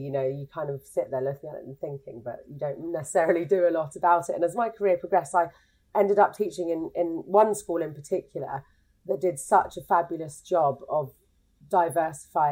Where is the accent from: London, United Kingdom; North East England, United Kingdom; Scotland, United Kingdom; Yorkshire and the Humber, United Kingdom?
London, United Kingdom; moved away as an adult; now in Norwich, United Kingdom; I'm from London originally. I now live in Norwich.